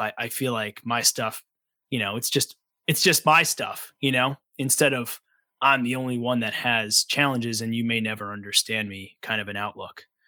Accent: Long Island, New York, United States; also born or lived in Brooklyn; I grew up on Long Island in New York

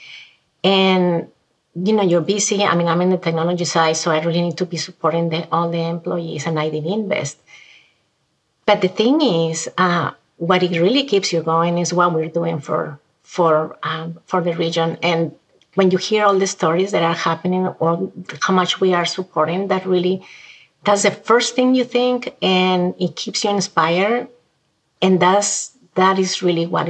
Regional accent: Mexico; moved away as an adult; now in United States; I'm from Mexico originally

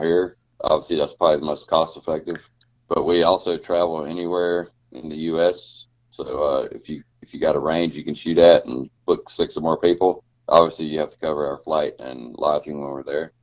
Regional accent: Georgia, United States; I grew up in Georgia

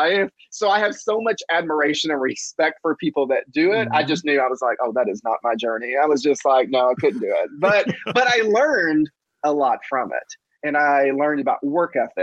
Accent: Mount Washington, Kentucky, United States; also born or lived in Chicago; I grew up on a farm in Mount Washington, Kentucky, which is about 30 minutes outside of Louisville.

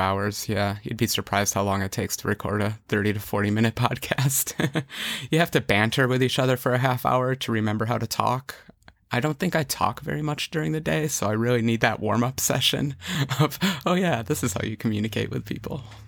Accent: New York, United States; I'm, I'm from New York.

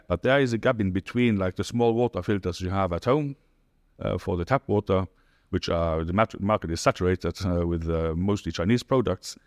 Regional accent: Luxembourg; moved away as an adult; now in United Arab Emirates; I'm from Luxembourg, as you said. And, yeah, since now two thousand nine in the U

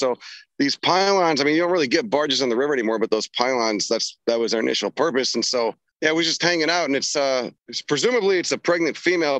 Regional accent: Chicago, Illinois, United States; I grew up in Chicago. I'm familiar with it.

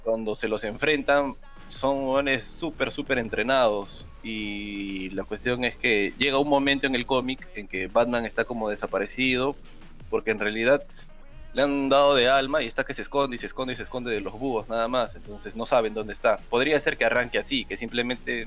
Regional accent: Peru; obvio que soy peruano

